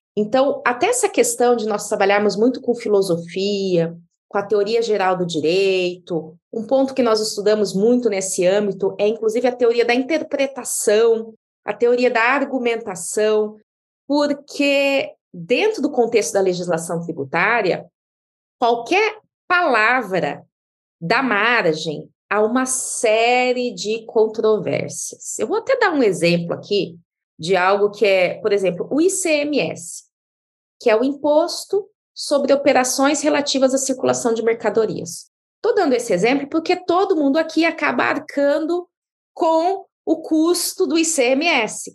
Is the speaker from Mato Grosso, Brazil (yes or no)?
yes; Diamantino, Mato Grosso, Brazil; moved away as an adult; now in São Paulo, Brazil; eu vim lá do interior do Mato Grosso. Eu sou de uma cidade chamada Diamantino